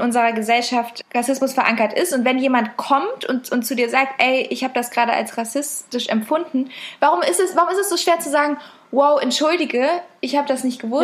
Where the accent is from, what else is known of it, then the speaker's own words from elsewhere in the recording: Berlin, Germany; von uns auch viel eher als Berlinerin als so wirklich Deutsche